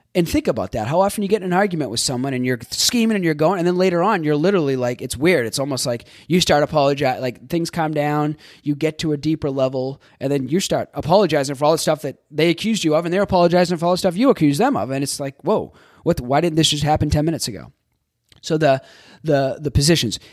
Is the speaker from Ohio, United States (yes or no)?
no; Boston, Massachusetts, United States; moved away as an adult; also born or lived in Florida; I grew up in Boston.